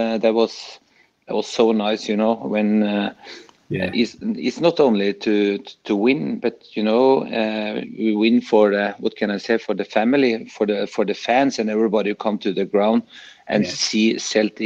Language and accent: English; Norway; moved away; I come from Norway